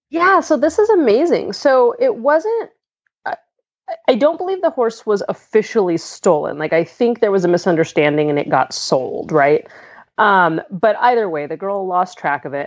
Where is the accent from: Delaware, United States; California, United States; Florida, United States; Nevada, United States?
California, United States; Southern; moved away as an adult; also born or lived in Pennsylvania; now in Pittsburgh, United States; I'm I'm originally from Southern California